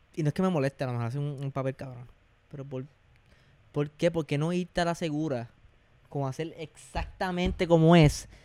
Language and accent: Spanish; Puerto Rico; como boricuas